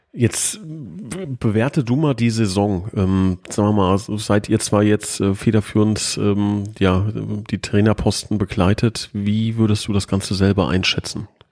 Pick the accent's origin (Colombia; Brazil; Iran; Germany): Germany; Hesse; ich bin Hesse